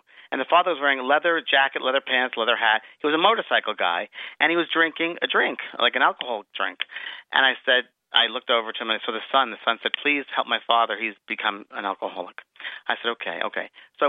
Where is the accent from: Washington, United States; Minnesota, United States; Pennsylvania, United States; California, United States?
California, United States; And he said, where are you from? And I said, California.